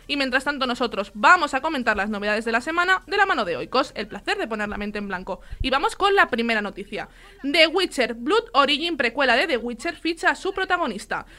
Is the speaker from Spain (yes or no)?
yes; Gavà, Catalonia, Spain; que aparte es paisana, es de mi pueblo, de Gabá